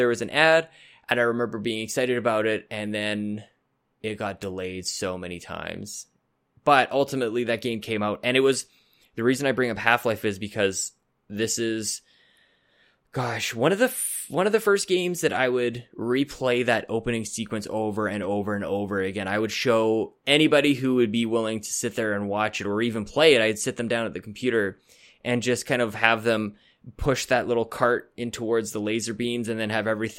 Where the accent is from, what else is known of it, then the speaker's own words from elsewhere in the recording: Canada; I'm as Canadian as anybody